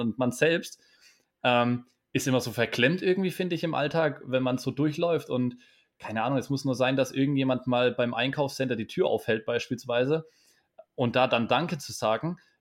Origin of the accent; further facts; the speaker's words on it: Bamberg, Bavaria, Germany; aus meiner Heimatstadt in Bamberg